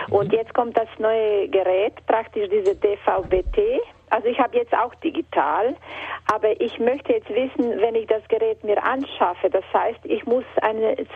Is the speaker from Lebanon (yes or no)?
no; Croatia; German is a second language; ich komme aus Kroatien und habe Radio Maria, ich habe Radio Gloria